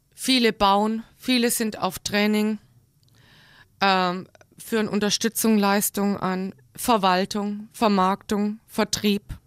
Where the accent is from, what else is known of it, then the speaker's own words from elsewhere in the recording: Crailsheim, Baden-Württemberg, Germany; moved away as an adult; also born or lived in Black Forest / Frankfurt / Rostock; now in Kassel, Germany; Ich bin geboren in kreilsheim rossfeld